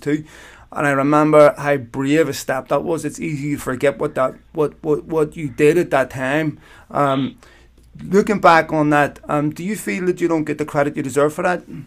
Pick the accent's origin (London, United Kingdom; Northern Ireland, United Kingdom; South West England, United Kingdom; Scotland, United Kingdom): Northern Ireland, United Kingdom; Belfast; I grew up in Belfast